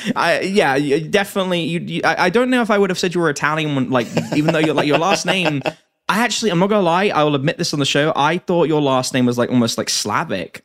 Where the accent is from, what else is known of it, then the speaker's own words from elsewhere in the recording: England, United Kingdom; as an Englishman